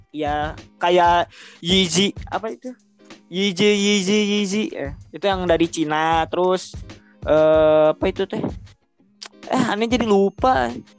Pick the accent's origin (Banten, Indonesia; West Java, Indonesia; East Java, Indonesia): West Java, Indonesia; Bandung; aku orang Bandung